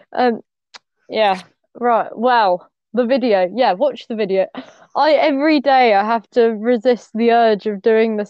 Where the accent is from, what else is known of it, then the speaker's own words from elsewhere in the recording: England, United Kingdom; I'm English.